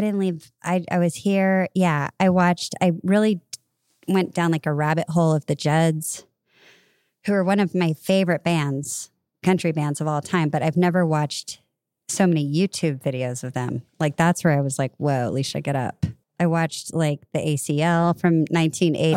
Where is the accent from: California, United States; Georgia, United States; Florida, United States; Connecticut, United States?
California, United States; I'm a girl from California